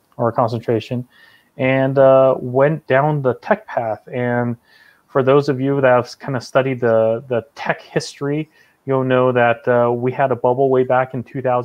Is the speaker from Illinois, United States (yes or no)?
no; California, United States; I'm originally from California